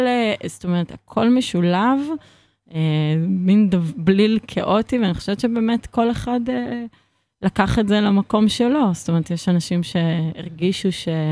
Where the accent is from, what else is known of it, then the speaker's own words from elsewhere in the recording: Israel; כי אני מכאן